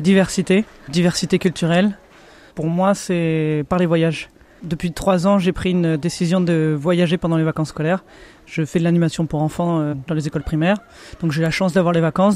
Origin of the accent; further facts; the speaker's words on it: Rouen, Normandy, France; je suis de Normandie à Rouen